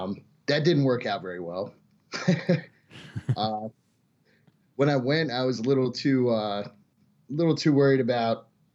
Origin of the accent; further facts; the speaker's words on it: Delaware, United States; also born or lived in Michigan; I was born in Michigan. Uh-huh. And lived most of my life in Delaware.